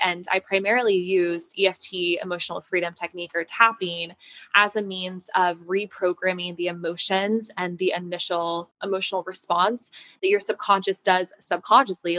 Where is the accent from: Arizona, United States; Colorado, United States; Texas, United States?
Colorado, United States; Denver; moved away as an adult; now in New York City, United States; I moved from Denver, yes. So that was where I had grown up.